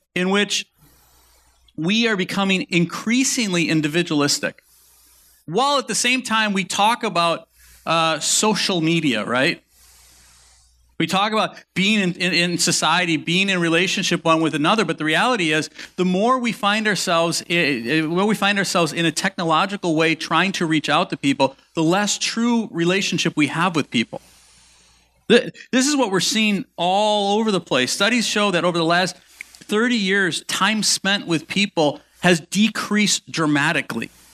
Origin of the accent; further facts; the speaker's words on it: Milwaukee, Wisconsin, United States; my parents grew up here. So my, so my mom's, my mom's mom and dad lived about ten minutes one side of us